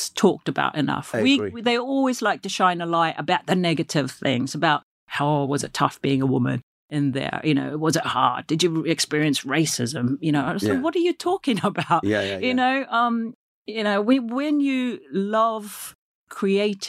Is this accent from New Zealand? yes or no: yes; New Zealand; I come from New Zealand